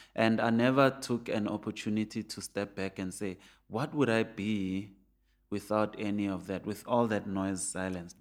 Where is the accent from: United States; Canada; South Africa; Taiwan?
South Africa; Soweto, Gauteng; I grew up in Pienville, which has a golf course